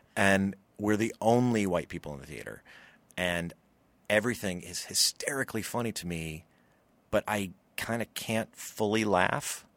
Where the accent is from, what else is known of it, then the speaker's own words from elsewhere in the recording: Louisiana, United States; moved away; we're both from Louisiana